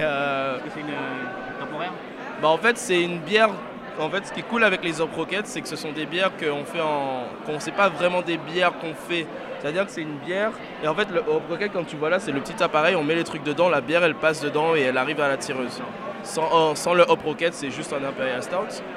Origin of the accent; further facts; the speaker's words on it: Greater Paris, Île-de-France, France; je suis du Grand Paris